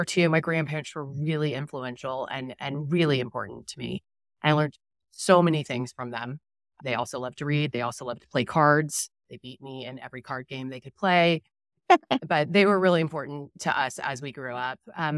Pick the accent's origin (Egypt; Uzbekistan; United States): United States; Dallas, Texas; So grew up in Dallas, one younger brother